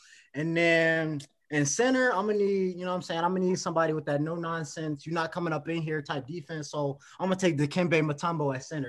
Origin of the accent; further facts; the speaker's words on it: Atlanta, Georgia, United States; I was born in Atlanta